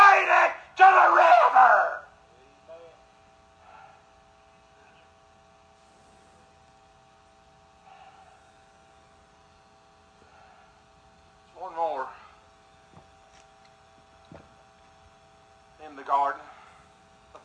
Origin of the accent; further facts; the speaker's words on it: United States; I'm an American.